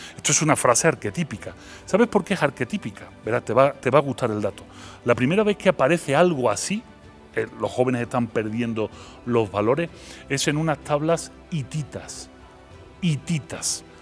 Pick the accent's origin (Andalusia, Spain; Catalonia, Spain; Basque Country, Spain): Andalusia, Spain; Seville; accent: Andalusian; moved away as an adult; also born or lived in Belgium; now in Mexico; pero yo nací en Bélgica, pero, eh, pero soy sevillano, mi acento es andaluz